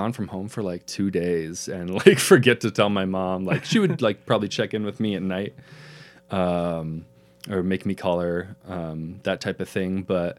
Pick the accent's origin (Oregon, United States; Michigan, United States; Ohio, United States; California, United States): Oregon, United States; Pendleton; I absolutely loved growing up in Pendleton.